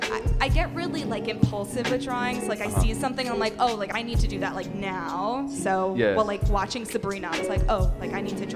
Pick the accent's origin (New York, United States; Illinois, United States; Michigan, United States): New York, United States; Franklin Square; I grew up on Long Island, okay. In Nassau County. Kinda boring.